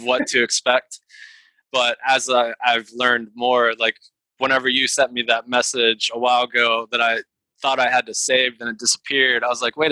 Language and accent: English; Pittsburgh, Pennsylvania, United States; now in Virginia, United States; I'm originally from Pittsburgh, Pennsylvania, so I'm used to lots of snow.